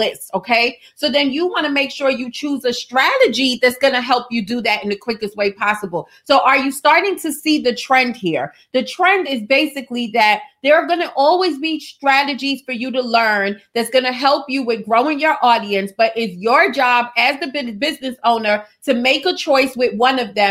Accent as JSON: {"language": "English", "region": "New York", "country": "United States", "said": "I'm from New York"}